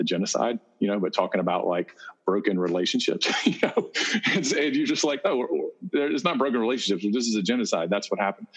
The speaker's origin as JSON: {"language": "English", "region": "South Carolina", "country": "United States", "tie": "born or raised there", "said": "I'm from South Carolina. I grew up in that world"}